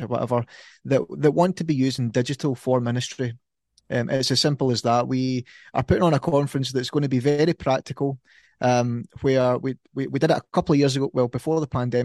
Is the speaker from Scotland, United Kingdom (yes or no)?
yes; Ayrshire, Scotland, United Kingdom; accent: Ayrshire; that's my Ayrshire accent